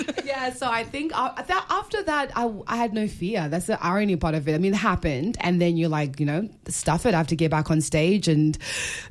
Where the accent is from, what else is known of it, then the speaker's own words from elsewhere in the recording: Melbourne, Victoria, Australia; also born or lived in Los Angeles / Sydney; I'm actually from Melbourne. I'm a Melbourne girl. So Sydney's just for work. So this is my home base